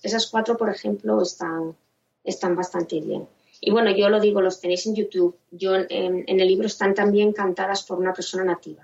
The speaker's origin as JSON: {"language": "Spanish", "country": "Spain", "said": "personas españolas que, hemos aprendido el, inglés un poco ya de mayores"}